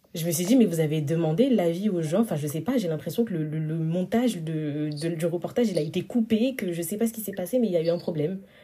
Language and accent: French; Senegal; je suis sénégalaise